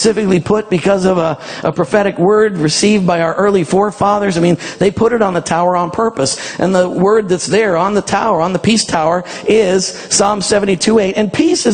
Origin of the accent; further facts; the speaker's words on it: Canada; I'm a Canadian